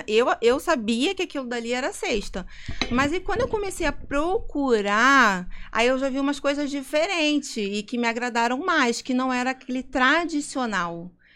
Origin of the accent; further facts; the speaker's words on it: Rio de Janeiro, Brazil; accent: carioca; moved away as an adult; now in Vinhedo, Brazil; eu sou muito carioca, eu tenho muito sotaque